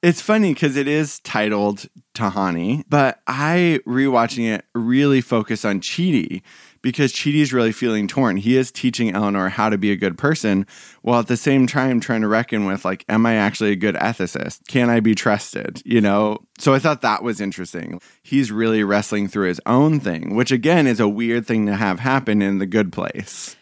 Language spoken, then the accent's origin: English; Portland, Oregon, United States; being from Portland